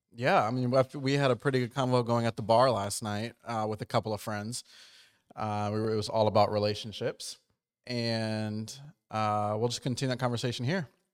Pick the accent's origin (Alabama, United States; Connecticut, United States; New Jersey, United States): New Jersey, United States; moved away; I grew up on the East Coast, but I grew up, like, in Jersey